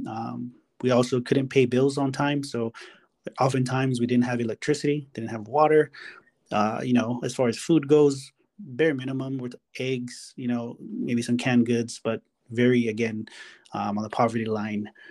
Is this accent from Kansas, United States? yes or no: no; Hawaii, United States; moved away; I'm from Hawaii